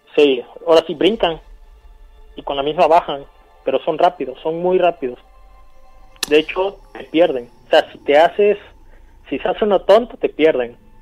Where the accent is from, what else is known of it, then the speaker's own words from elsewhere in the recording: San Isidro, Mexico; now in Orizaba, Mexico; Yo llamo, estoy ahorita en Orizaba, pero yo soy de una comunidad de San Isidro